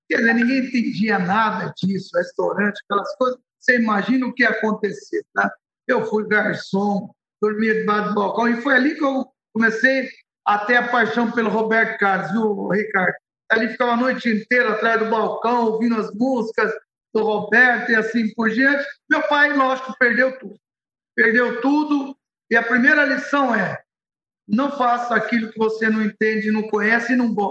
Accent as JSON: {"language": "Portuguese", "town": "Beirut", "region": "Beirut Governorate", "country": "Lebanon", "tie": "born there", "second_language": "Portuguese", "said": "Você sabe que eu nasci no Líbano, né, em Beirute, para ser mais exato, e eu comentava que a diferença da situação que a gente vive hoje, a situação que eu vivi no, no, em Beirute, é, é tem um paralelo."}